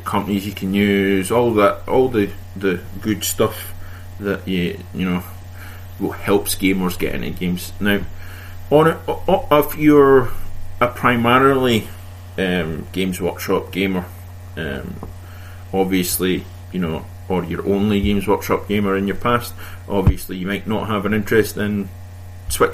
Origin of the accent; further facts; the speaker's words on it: Scotland, United Kingdom; me being Scottish